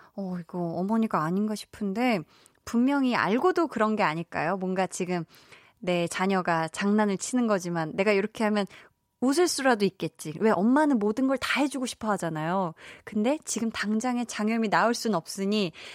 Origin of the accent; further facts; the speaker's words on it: Seoul, South Korea; 서울이었긴 한데 막 주변에 다 비닐하우스 있고 거름 냄새 풍부한 그런 데서 제가 개울 이런 데 있고 이런 데서 자라서